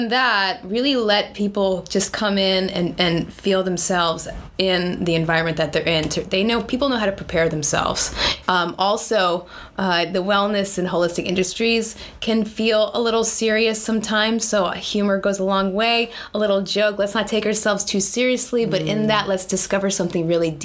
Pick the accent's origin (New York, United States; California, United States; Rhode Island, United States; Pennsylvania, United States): New York, United States; East Hampton; also born or lived in San Francisco Bay Area; now in Long Beach, United States; I actually grew up in the Hamptons